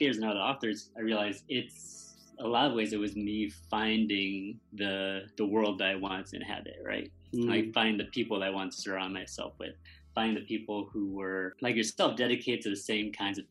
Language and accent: English; Middletown, Connecticut, United States; I was born in Connecticut